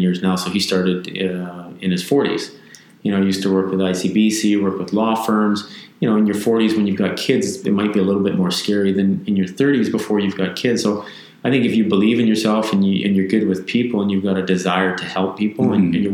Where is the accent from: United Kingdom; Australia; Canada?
Canada; Victoria, British Columbia; also born or lived in Vancouver; I grew up in Victoria, so I've been here since the age of 12, so I'm 44 now.